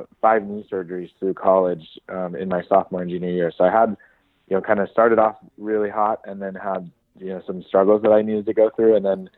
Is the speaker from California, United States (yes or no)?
yes; Piedmont, California, United States; also born or lived in Pasadena, California / Santa Monica, California; So when I was young, I grew up in Piedmont, California, which is in the East Bay, outside of San Francisco.